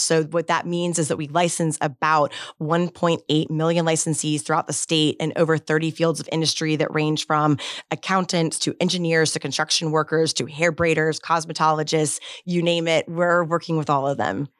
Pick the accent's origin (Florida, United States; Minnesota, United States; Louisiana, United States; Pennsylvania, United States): Florida, United States; Bradenton; also born or lived in Tallahassee, Florida; native Floridian, born and raised in Bradenton, Florida